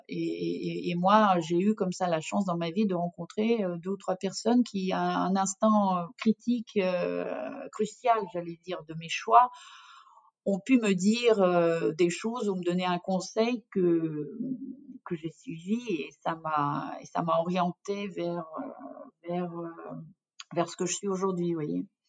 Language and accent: French; Russia; French is a second language; moved away as an adult; now in France; Je suis d'origine russe et donc j'ai vécu toute mon enfance en Union soviétique.